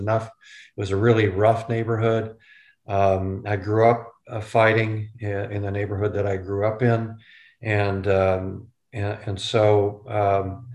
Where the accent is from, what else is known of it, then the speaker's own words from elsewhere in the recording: Renton, Washington, United States; also born or lived in Detroit Lakes, Minnesota; I grew up in East Renton, which is just southeast of Seattle